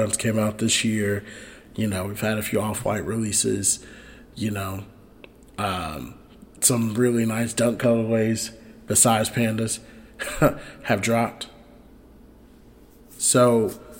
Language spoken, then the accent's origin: English; Chicago, Illinois, United States; it's my hometown team, the Bears